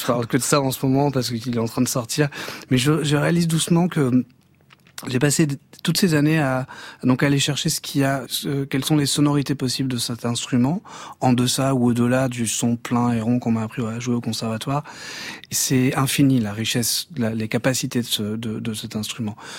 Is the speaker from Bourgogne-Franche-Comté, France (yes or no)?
no; Banyuls-sur-Mer, Occitania, France; Bagnoul-sur-Mer, mon village natal, enfin là où j'ai grandi